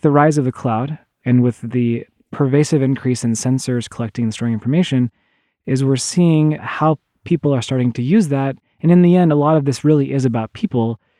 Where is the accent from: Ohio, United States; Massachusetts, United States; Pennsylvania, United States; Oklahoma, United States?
Oklahoma, United States; moved away; I grew up in the Midwest, in, in Oklahoma